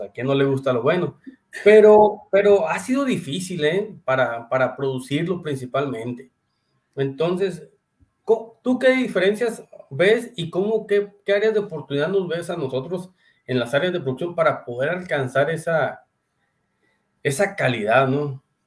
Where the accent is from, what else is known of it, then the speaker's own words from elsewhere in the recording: Sonora, Mexico; Somos de Sonora